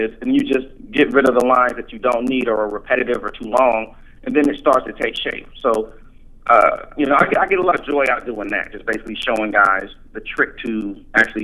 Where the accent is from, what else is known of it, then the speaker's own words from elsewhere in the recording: Columbus, Ohio, United States; There was a comedy club that opened up here in my hometown, and they had this contest called Columbus's Funniest Five